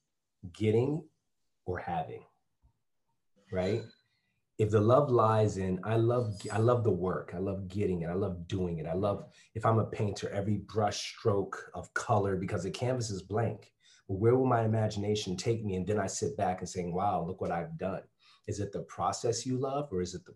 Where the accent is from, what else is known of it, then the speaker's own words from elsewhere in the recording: Bridgeport, Connecticut, United States; moved away; also born or lived in Stamford, Connecticut / Florida; And my folks eventually moved to Bridgeport. And I grew up in Bridgeport